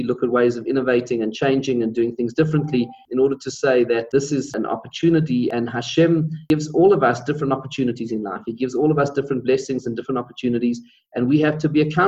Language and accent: English; Pretoria, Gauteng, South Africa; I was born in Pretoria, which is the capital city, and grew up and went to school there